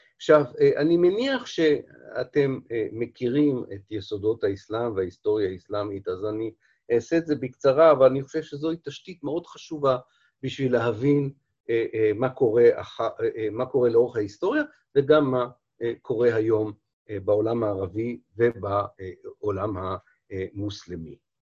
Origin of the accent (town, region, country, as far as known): Israel